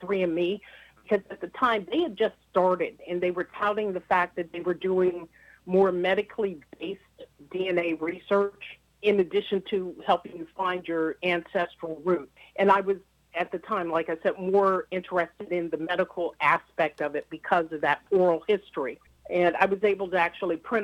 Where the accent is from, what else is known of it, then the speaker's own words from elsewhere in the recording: Youngstown, Ohio, United States; I grew up in Third Baptist Church